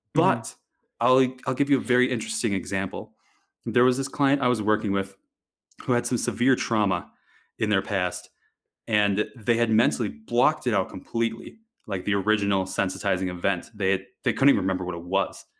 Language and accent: English; Wisconsin, United States; moved away; I grew up in Wisconsin, of all places